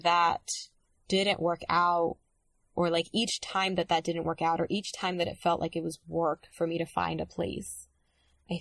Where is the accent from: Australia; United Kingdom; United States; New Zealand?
United States; New York City, New York; moved away as an adult; also born or lived in Dominican Republic / Brooklyn; now in Los Angeles, United States; When you grow up in New York